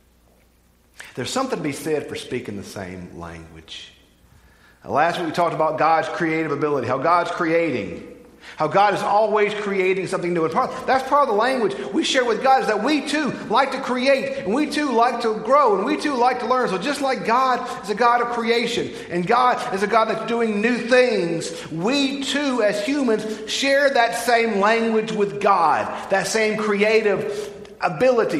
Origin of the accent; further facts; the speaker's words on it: Bogue Chitto, Mississippi, United States; I'm from Bogachitta